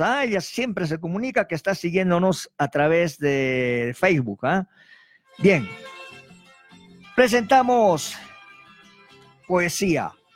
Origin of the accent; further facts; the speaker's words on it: Pampa de Camarones, Arequipa, Peru; mi pueblo Pampa de Camarones